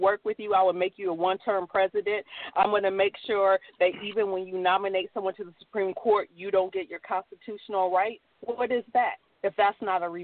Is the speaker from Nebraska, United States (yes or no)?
yes; Nebraska, United States; I was raised in Nebraska, where I had white neighbors